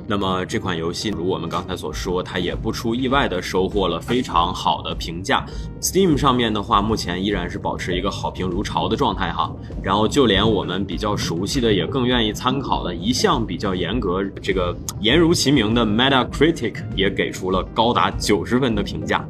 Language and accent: Chinese; northern China, China; now in Harbin, China; 身为一个北方人，就是 A K A 汉地人，身为一个汉地人